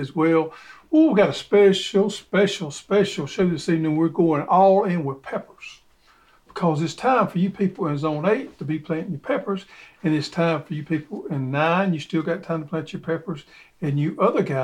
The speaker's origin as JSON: {"language": "English", "region": "Georgia", "country": "United States", "said": "we're from Georgia"}